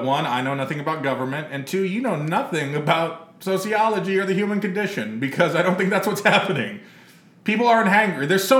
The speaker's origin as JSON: {"language": "English", "region": "Texas", "country": "United States", "tie": "born or raised there", "said": "growing up in Texas"}